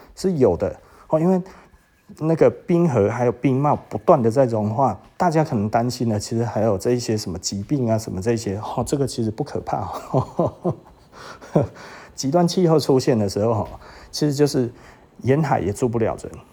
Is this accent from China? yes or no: no; Taiwan; 我们台湾